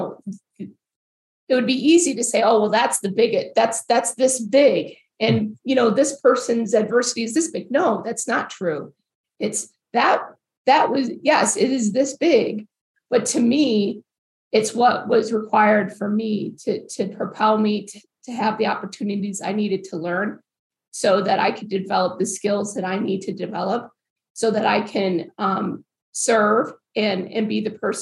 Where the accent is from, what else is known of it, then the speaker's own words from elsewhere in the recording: Farmington Hills, Michigan, United States; also born or lived in Provo, Utah; I grew up in Farmington Hills, which is one of the premier suburbs of Detroit